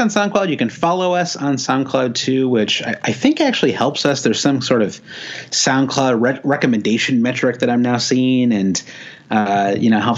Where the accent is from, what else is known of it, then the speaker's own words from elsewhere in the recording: United States; we grew up as American sports fans.